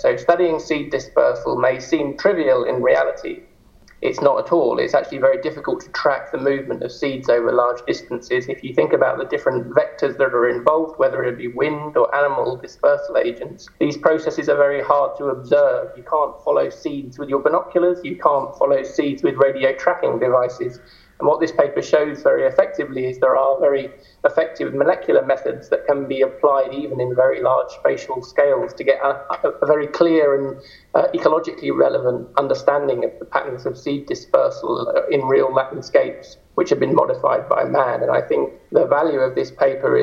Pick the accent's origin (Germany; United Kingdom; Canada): United Kingdom; moved away as an adult; also born or lived in Edinburgh / Aberdeen; now in Zurich, Switzerland; I'm a Brit in origin.